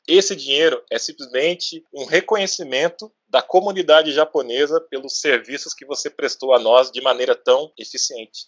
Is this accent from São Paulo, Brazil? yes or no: yes; Guarulhos, São Paulo, Brazil; da nossa região, do nosso bairro, a gente é, é bairro dos Pimentas em Guarulhos